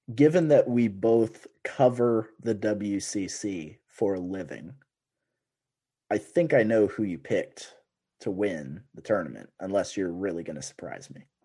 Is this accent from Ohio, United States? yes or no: no; Washington, United States; I'm from Washington State, as you know. I'm on the other side of the mountains of Spokane.